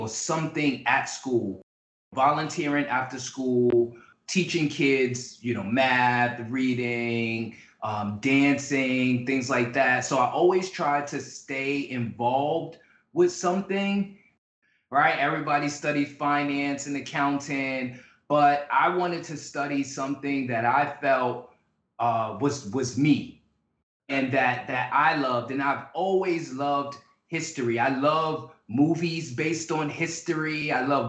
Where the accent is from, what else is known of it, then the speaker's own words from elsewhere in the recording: New York City, New York, United States; I grew up in the Bronx